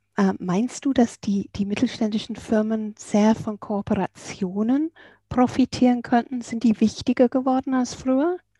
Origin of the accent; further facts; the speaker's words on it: England, United Kingdom; bei uns in England